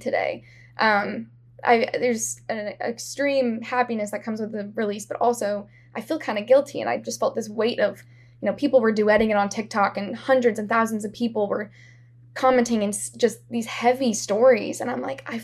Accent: Columbia, Missouri, United States; also born or lived in Kansas City; I'm from Columbia, Missouri, which is a college town. It's where Mizzou is

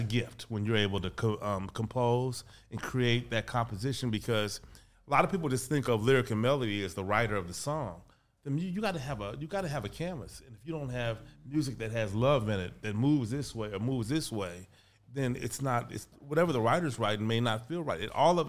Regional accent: Kansas City, Missouri, United States; Kansas City, Missouri.

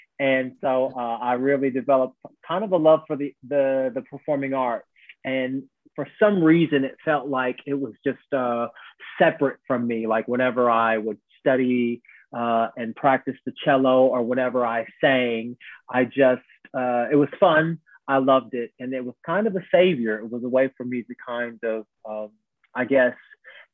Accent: Evansville, Indiana, United States; now in London, United Kingdom; I grew up in a town called Evansville, Indiana, in the United States of America. I'm from America, but I live in London now

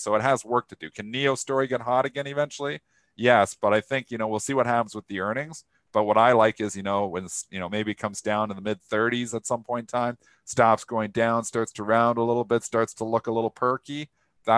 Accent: Canada; I'm Canadian

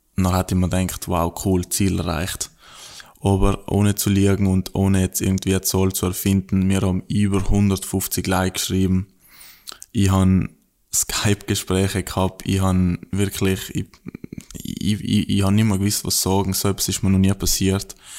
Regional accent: South Tyrol, Trentino-Alto Adige, Italy; moved away as an adult; now in Australia; bei uns in Südtirol

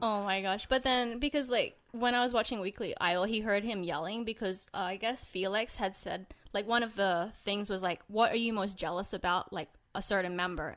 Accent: Sydney, New South Wales, Australia; now in Los Angeles, United States; he was born and raised in Sydney, Australia. Same as me.

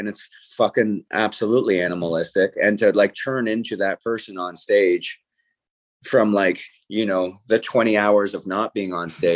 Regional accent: St. Catharines, Ontario, Canada; my hometown

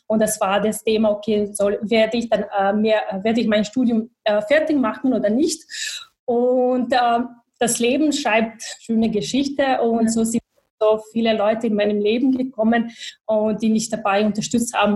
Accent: Bosnia & Herzegovina; German is a second language; moved away as an adult; also born or lived in Sarajevo; now in Vienna, Austria; ich komme aus Bosnien, aus Bosnien-Herzegowina. Ich bin in Bosnien geboren, äh, aufgewachsen.

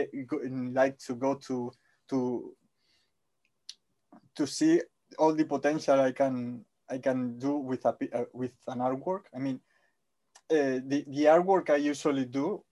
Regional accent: Spain; English is a second language; I'm Spanish.

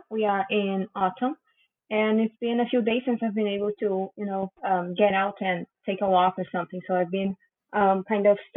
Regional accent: Rio Grande do Sul, Brazil; English is a second language; also born or lived in Porto Alegre; now in São Francisco de Paula, Brazil; actually, I was born and have always lived um, really in the extreme south of Brazil. Um, I was born in Porto Alegre, uh, which is a um, the capital of my state, Rio Grande do Sul.

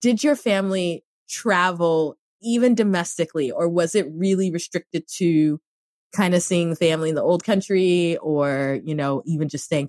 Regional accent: Cameroon; moved away; everybody who ever listens to this podcast knows that I grew up in Cameroon.

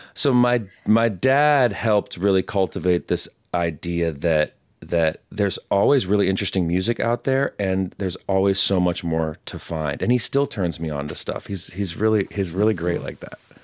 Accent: Palmer Lake, Colorado, United States; moved away as an adult; also born or lived in Durango, Colorado; now in Western North Carolina, United States; I was raised on the Front Range, like an hour south of Denver, a little town called Palmer Lake

